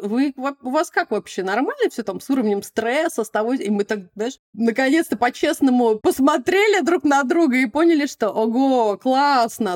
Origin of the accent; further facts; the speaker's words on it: Moscow, Russia; moved away; also born or lived in Kuzminki, Moscow; я практически всю жизнь провела. Ну, то есть такое нано-детство было в Кузьме, вечеринках, а основное время, да, таганка